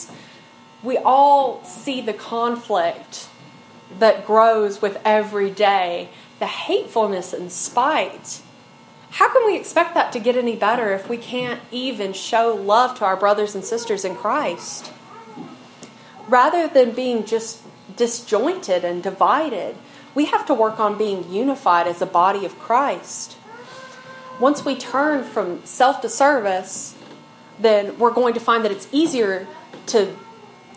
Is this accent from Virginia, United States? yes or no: yes; Snowville, Virginia, United States; I'm from Snowville. I've lived in the mountains my whole life, you know, little rural community, like 30 minutes from anything, and that's just like the community I've grown up in.